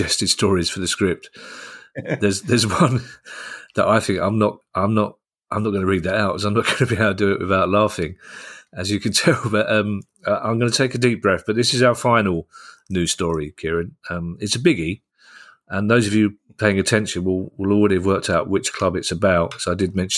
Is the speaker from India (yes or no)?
no; London, United Kingdom; as a Londoner